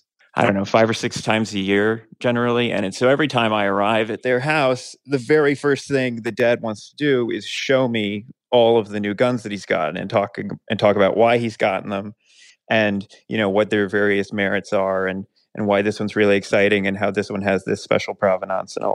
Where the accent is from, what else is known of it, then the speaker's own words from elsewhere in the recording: Morgantown, West Virginia, United States; I grew up in Morgantown, West Virginia